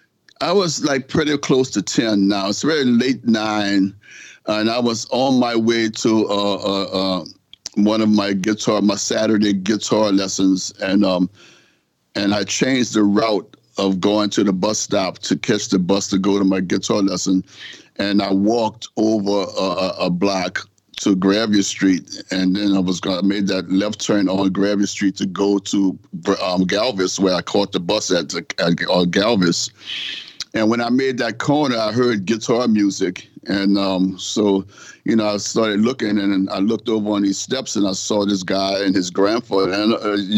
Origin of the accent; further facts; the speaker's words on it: New Orleans, Louisiana, United States; I'm from New Orleans, Louisiana